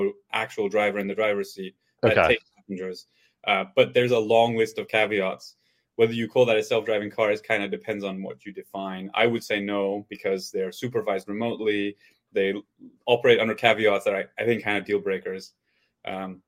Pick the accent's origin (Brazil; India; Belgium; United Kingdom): Belgium; moved away as an adult; now in United States; I'm from Belgium originally. So I went to university there